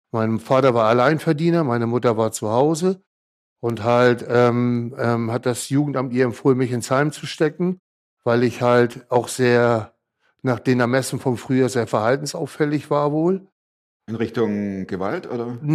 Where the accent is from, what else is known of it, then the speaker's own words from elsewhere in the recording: Hamburg, Germany; born there; Bin ja 1966 geboren in Hamburg.